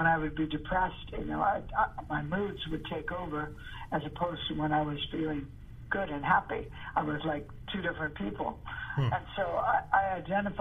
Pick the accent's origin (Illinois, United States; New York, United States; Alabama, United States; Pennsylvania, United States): Illinois, United States; Chicago; moved away; growing up in Chicago